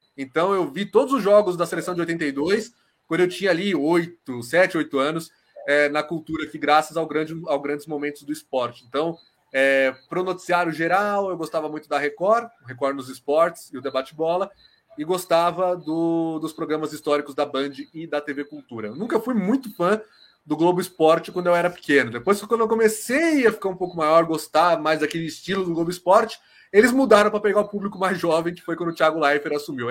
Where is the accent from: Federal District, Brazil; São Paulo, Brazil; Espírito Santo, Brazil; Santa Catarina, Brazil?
São Paulo, Brazil; eu sou aqui de São Paulo, tem aquela coisa, jornalista do eixo